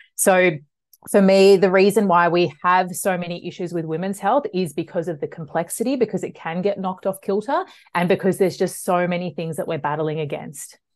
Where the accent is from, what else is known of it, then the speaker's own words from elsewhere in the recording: Melbourne, Victoria, Australia; I'm from Melbourne. I grew up in the western suburbs of Melbourne